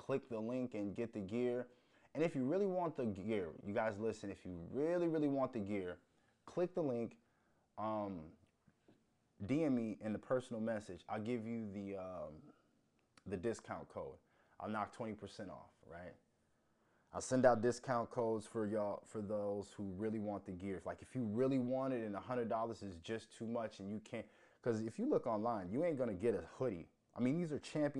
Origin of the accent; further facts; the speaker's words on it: United States; also born or lived in Minnesota; the American in me